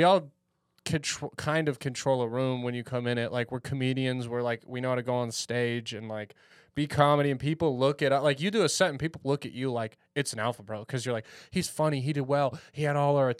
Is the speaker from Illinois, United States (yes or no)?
no; Orange County, California, United States; I grew up in Orange County